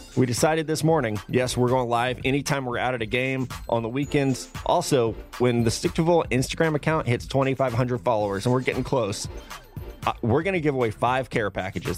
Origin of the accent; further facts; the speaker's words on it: Missouri, United States; I'm from Missouri